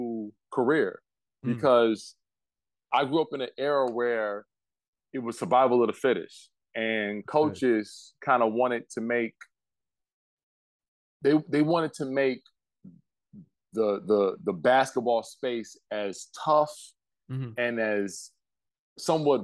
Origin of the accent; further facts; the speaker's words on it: Detroit, Michigan, United States; I grew up in Detroit